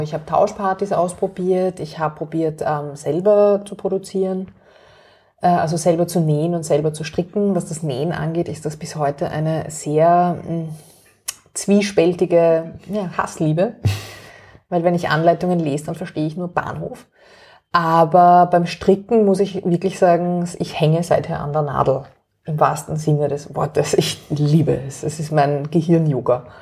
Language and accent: German; Vienna, Austria; ich bin aufgewachsen in Wien